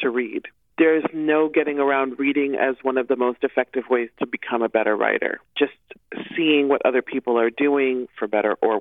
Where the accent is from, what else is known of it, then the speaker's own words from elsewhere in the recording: Nebraska, United States; I'm from Nebraska